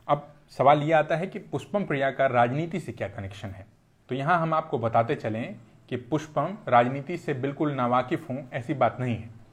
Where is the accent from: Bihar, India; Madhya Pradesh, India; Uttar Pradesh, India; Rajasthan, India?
Bihar, India; एक बिहारी होने के नाते